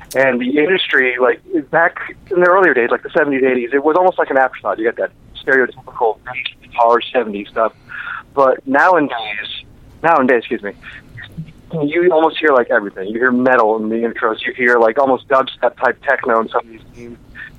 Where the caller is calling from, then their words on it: Orlando, Florida, United States; I'm from Orlando.